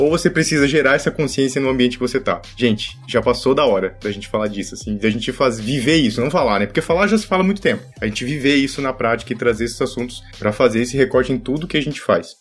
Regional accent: Santa Catarina, Brazil; eu venho de uma cidade pequena do interior de Santa Catarina.

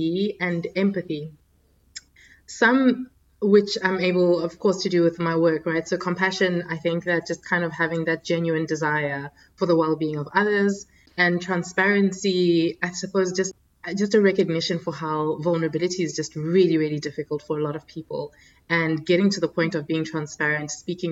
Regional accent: South Africa; also born or lived in Democratic Republic of the Congo; now in Abu Dhabi, United Arab Emirates; I was born in the Democratic Republic of Congo, so in the DRC in Central Africa. And in the early 90s, our family moved to South Africa

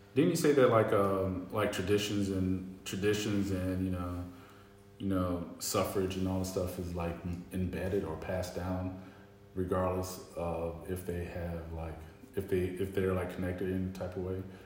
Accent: North Carolina, United States; I'm from the South, I'm from North Carolina

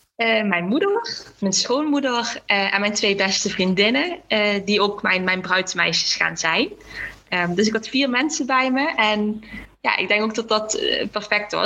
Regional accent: Limburg, Netherlands; ik ben opgegroeid in Limburg

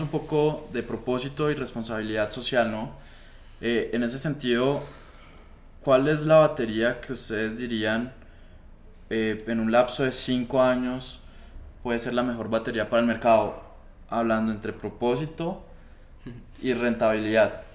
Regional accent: Colombia

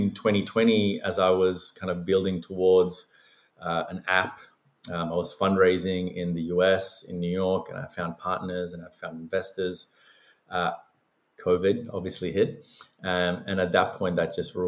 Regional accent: Australia; also born or lived in Sri Lanka / Los Angeles, United States; I was born in Sri Lanka, migrated to Australia when I was a very small child

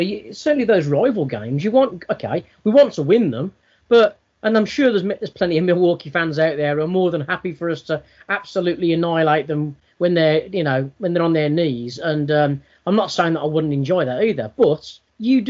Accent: United Kingdom; as a British sports fan

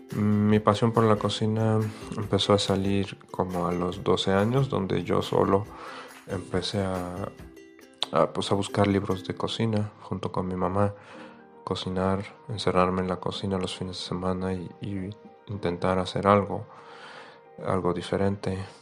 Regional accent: Fez, Fès-Meknès, Morocco; moved away as an adult; now in Mexico; Yo soy de Marruecos, nací en la ciudad de Fez, en el centro de Marruecos

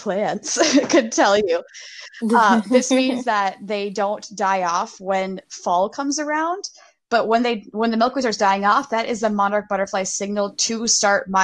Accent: Minnesota, United States; I'm from Minnesota

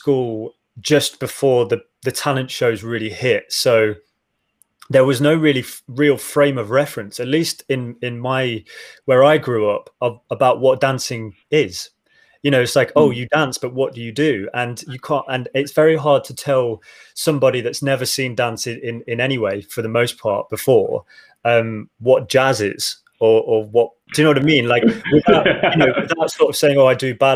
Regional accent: Midlands, United Kingdom; I grew up in the Midlands.

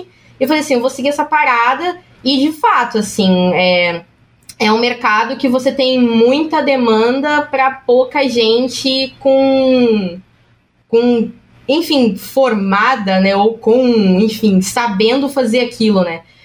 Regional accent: São Paulo, Brazil; eu sou da Zona Leste de São Paulo

